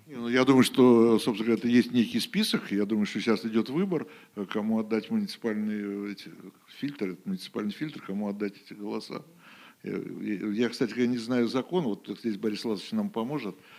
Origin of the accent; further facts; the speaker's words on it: Moscow, Russia; now in Saint Petersburg, Russia; в моем родном городе